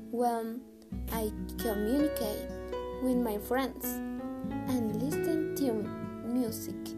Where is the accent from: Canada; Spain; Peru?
Peru; Arequipa; I am 15 years old. I am from Arequipa, Peru.